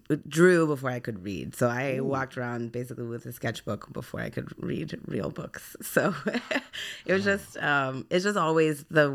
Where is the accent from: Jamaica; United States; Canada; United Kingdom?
United States; West Coast; born there; also born or lived in Israel; now in Baltimore, United States; I was born on the West Coast. I lived in Israel for a while, and I've been in Baltimore for 10 years.